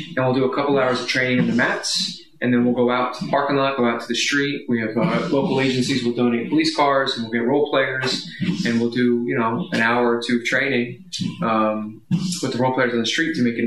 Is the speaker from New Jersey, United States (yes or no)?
yes; Sussex County, New Jersey, United States; moved away as an adult; also born or lived in Washington, D.C.; I came from Sussex County, New Jersey. There was no crime. And then I went to Washington, D.C.